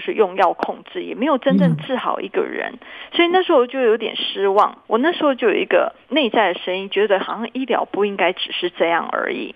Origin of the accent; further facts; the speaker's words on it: Taiwan; moved away as an adult; also born or lived in Boston, United States; 我原本回台湾前，我是在哈佛嗯。医学院最大的一家医院，在对。那边做主治医师嘛